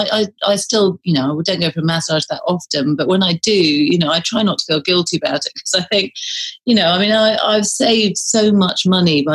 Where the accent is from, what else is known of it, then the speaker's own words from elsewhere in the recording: United Kingdom; being British, we sort of think